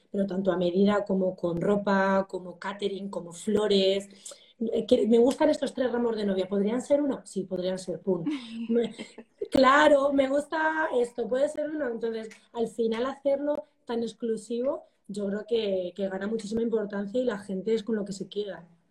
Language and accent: Spanish; El Carpio de Tajo, Castilla-La Mancha, Spain; soy de pueblo, pueblo, me encanta mi pueblo